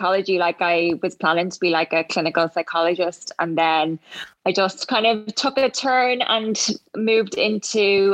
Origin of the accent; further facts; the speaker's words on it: Ireland; I'm from Ireland